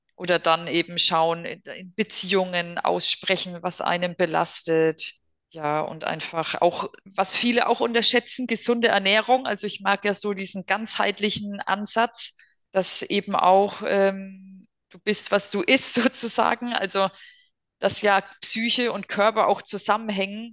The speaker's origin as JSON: {"language": "German", "country": "Germany", "said": "bei uns in Deutschland"}